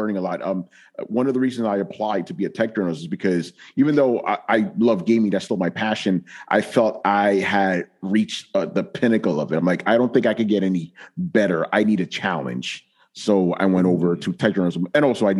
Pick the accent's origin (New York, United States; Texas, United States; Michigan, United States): New York, United States; I'm from New York